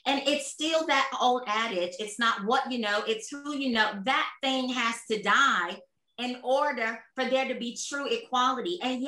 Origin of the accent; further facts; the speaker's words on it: Atlanta, Georgia, United States; now in Australia; I'm born and raised in Atlanta, will always be my home. I grew up with a Black mayor. I grew up with Black doctors, Black dentists.